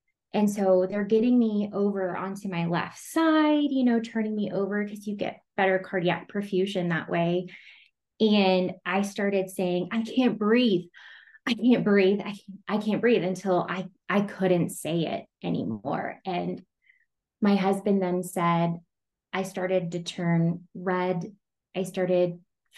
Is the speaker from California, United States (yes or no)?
no; Amarillo, Texas, United States; now in Colorado Springs, United States; I'm from Texas, but I live in Colorado Springs.